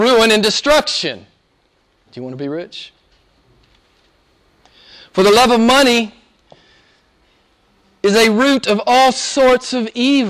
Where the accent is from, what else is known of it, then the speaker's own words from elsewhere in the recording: Arkansas, United States; my home state